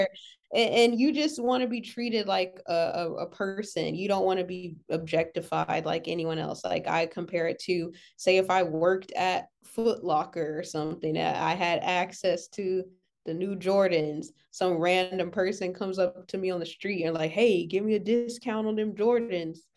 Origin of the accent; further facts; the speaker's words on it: Los Angeles, California, United States; I'm from L